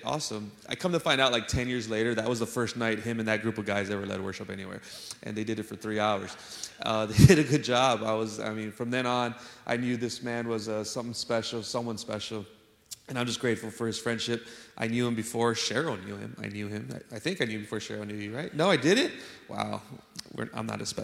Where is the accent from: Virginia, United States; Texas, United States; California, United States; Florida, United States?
Texas, United States; San Antonio; also born or lived in Chicago, Illinois; I'm originally from Chicago, y'all know, but I grew up in San Antonio